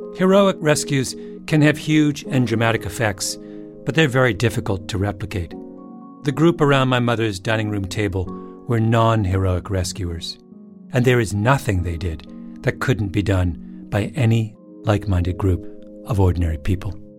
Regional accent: Elmira, Ontario, Canada; moved away; Elmira, the little town where I grew up.

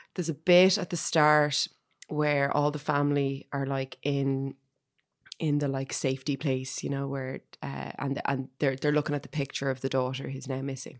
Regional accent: Ireland; as an Irish person

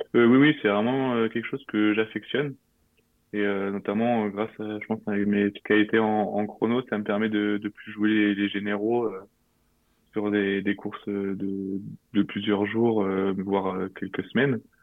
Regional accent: Normandy, France; moved away as an adult; now in Nice, France; j'avais 8 ans et ça s'est passé euh, à Bayeux.

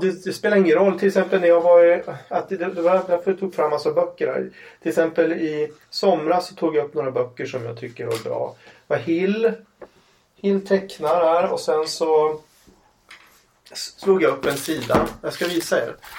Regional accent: Umeå, Västerbotten County, Sweden; Ålidhem mm. där jag växte upp

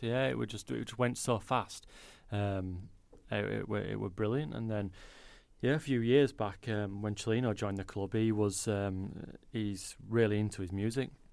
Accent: Leeds, Yorkshire and the Humber, United Kingdom; born and bred in Leeds

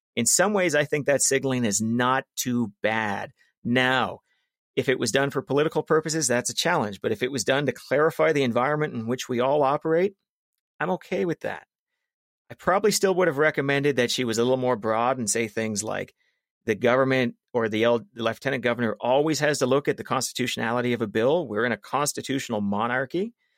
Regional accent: Calgary, Alberta, Canada; I grew up in South Calgary.

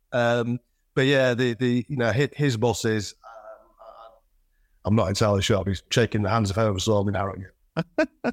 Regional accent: Selby, Yorkshire and the Humber, United Kingdom; also born or lived in York; is a lad from the north, born and bred in Yorkshire, did my formative years in in Selby

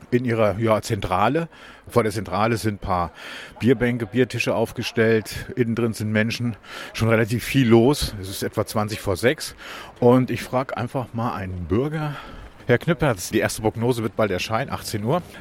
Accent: Hameln, Lower Saxony, Germany; weil äh, ich komme ja ursprünglich aus Hameln, ich kenne da sehr viele Leute

